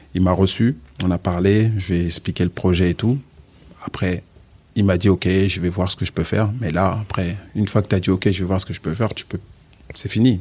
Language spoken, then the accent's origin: French; Val-d'Oise, Île-de-France, France; also born or lived in Casamance, Senegal; je suis né au Sénégal, okay. en Casamance. Je suis mhm. arrivé en France, j'avais, j'avais 6 ans. Et j'ai grandi dans le 95.